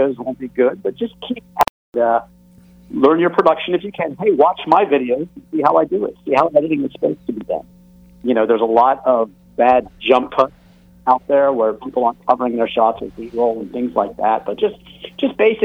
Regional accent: Alexandria, Virginia, United States; I grew up in Alexandria, Virginia

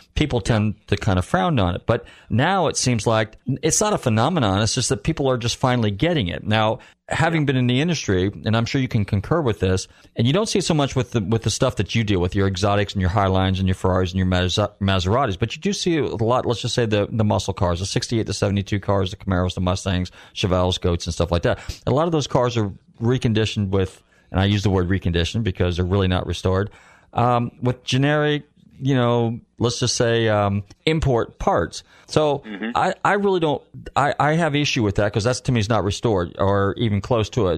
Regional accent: Marin County, Northern California, United States; I'm from Northern California, I'm from Marin County

